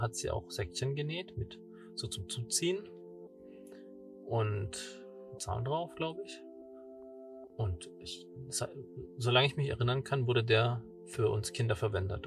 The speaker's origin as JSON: {"language": "German", "region": "Southern Germany", "country": "Germany", "moved": "yes", "lives_now": "Hamburg, Germany", "said": "für mich als Süddeutscher"}